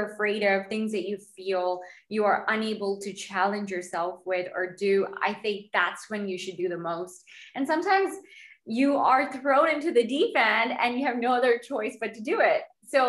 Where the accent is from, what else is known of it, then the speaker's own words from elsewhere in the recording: Canada; now in Portugal; I'm a Canadian